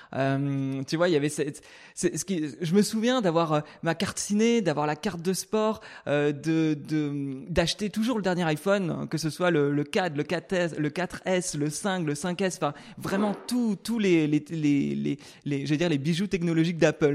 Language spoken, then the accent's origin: French; Brittany, France; moved away; je suis né en Bretagne, au milieu des champs.